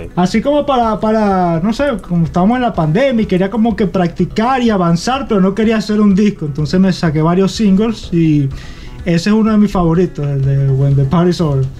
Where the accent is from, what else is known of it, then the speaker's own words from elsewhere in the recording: Acarigua, Portuguesa, Venezuela; moved away as an adult; also born or lived in Barquisimeto / Boston; Yo nací en Barquisimeto y crecí en Acarigua